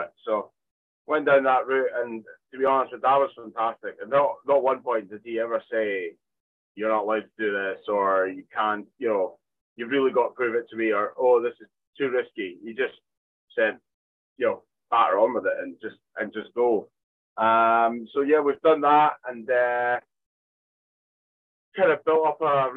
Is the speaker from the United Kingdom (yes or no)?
yes; Arbroath, Scotland, United Kingdom; in Arbroath